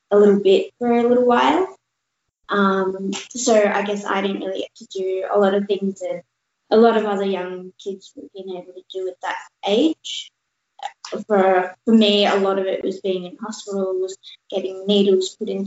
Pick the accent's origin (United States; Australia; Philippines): Australia; also born or lived in India / Canada; so I was born in India, grew up in Canada, and moved down to Australia when I was three.